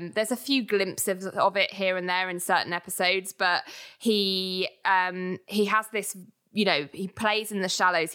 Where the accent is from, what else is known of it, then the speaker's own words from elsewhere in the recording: United Kingdom; we're British